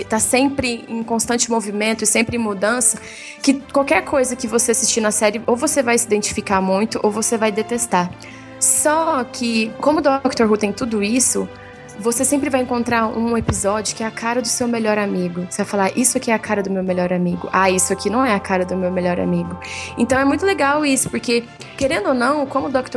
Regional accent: Franca, São Paulo, Brazil; eu sou de Franca, São Paulo

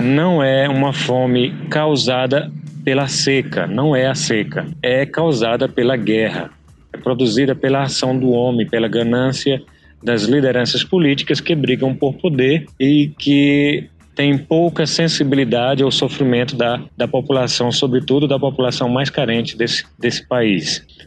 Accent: Balsas, Maranhão, Brazil; moved away as an adult; now in South Sudan; Eu sou de Balsas, no interior do Maranhão

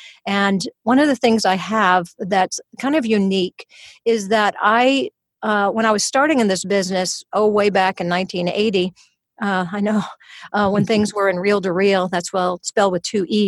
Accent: Louisiana, United States; accent: Louisiana; Louisiana. So I came with a little bit of Louisiana accent. And so as I was losing it, people thought I was from England. And when I would go back to Louisiana, they thought I was from New York.

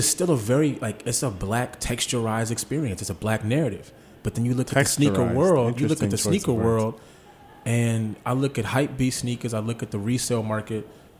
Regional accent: Fort Washington, Maryland, United States; also born or lived in Bethesda, Maryland; I grew up in Fort Washington, Maryland.

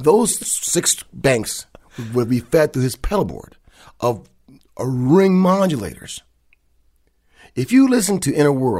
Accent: Kalamazoo, Michigan, United States; I'm from Kalamazoo, Michigan.

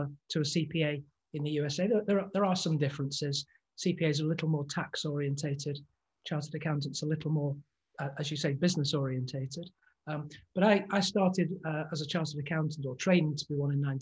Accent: England, United Kingdom; accent: English; here's my English accent

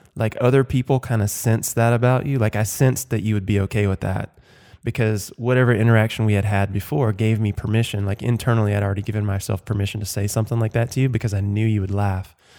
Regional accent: Watkinsville, Georgia, United States; So I am from the South. I grew up in Georgia, Athens, Georgia, just outside of Athens, Georgia. Actually, in a tiny little blinky Mizzet town called Watkinsville.

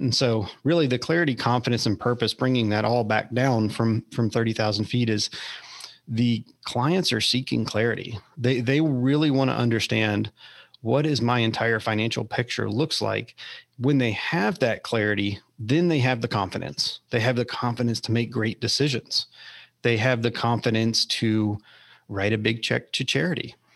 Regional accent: Austin, Texas, United States; I grew up in Austin, and my wife did as well.

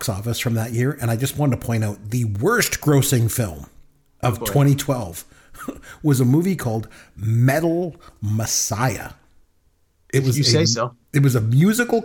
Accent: Canada; we're Canadian

